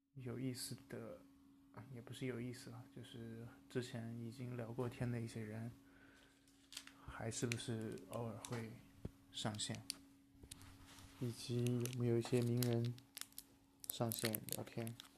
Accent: China; now in Beijing, China; 包括我的老家

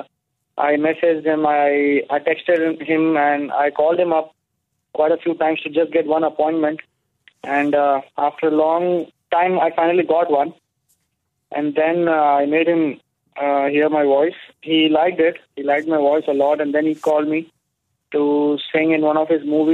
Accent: Hyderabad, Telangana, India; moved away as an adult; now in Mumbai, India; I shifted to Mumbai from my hometown, Hyderabad, way back in the year 2007.

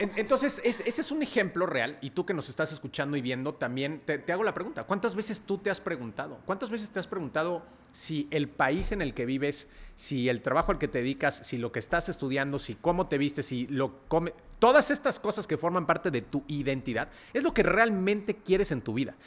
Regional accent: Mexico City, Mexico; nací en la Ciudad de México

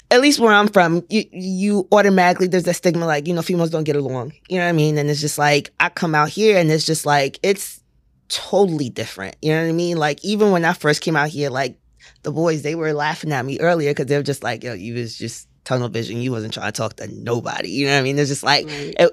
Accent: Port Arthur, Texas, United States; now in Houston, United States; I'm from Port Arthur.

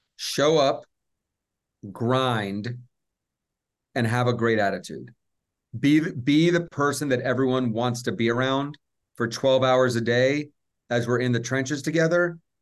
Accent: Atlanta, Georgia, United States; I grew up in Atlanta

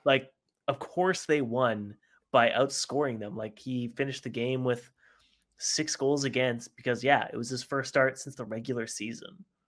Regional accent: Vancouver, British Columbia, Canada; we're from Vancouver

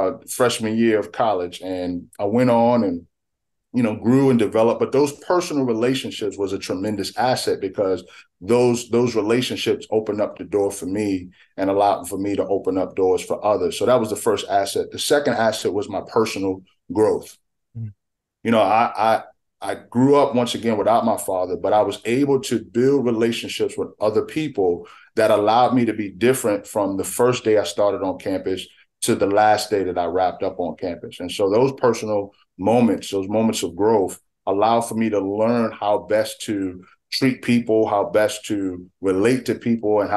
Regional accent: New York City, New York, United States; moved away as an adult; also born or lived in Richmond, Virginia; I'm a native of the Bronx, New York. I grew up in a single parent home.

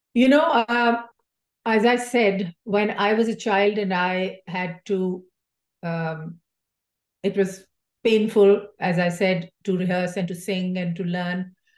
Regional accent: Pakistan; now in United States

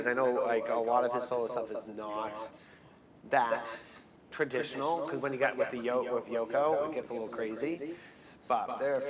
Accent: Boston, Massachusetts, United States; I'm from Boston

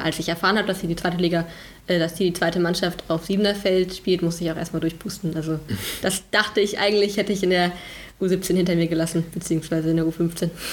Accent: North Rhine-Westphalia, Germany; ich komme aus dem wundervollen Nordrhein-Westfalen. Mhm. vom Niederrhein ähm, aus einem kleinen Dorf.

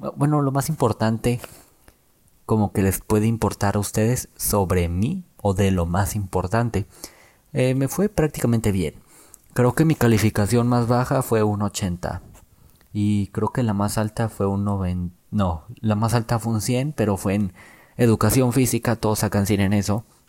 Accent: Mexico; nosotros como mexicanos

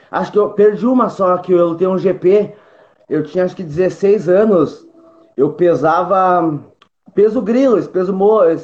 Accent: Porto Alegre, Rio Grande do Sul, Brazil; Tenho 24 anos, sou natural de Porto Alegre

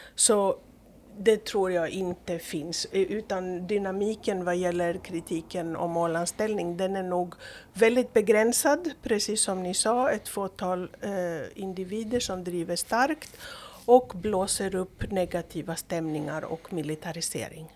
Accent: Greece; now in Åland, Finland; Jag är uppvuxen i, i Greklands diktatur så det var svårt på i början på 70-talet.

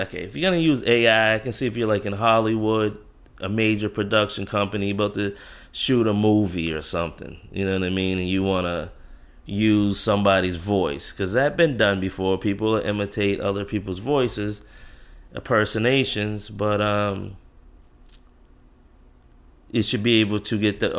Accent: Jamaica; accent: Jamaican; that's my Jamaican kicks in. I don't pronounce anything right

